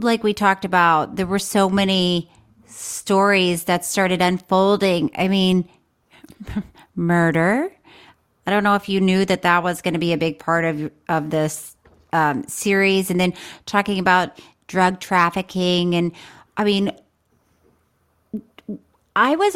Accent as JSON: {"language": "English", "region": "Florida", "country": "United States", "said": "I'm from Florida"}